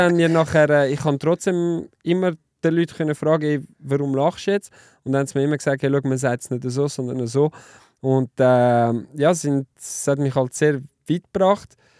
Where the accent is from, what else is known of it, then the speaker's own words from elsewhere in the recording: Lausanne, Vaud, Switzerland; German is a second language; moved away; also born or lived in German-speaking Switzerland; Ich bin ja im Welsch aufgewachsen, in Lausanne